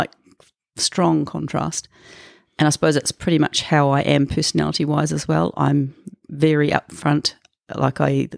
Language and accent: English; Auckland, New Zealand; I was born in Auckland to my mum and dad, and they got divorced a year after I was born, and then we were with my stepfather and mother, and we moved all over New Zealand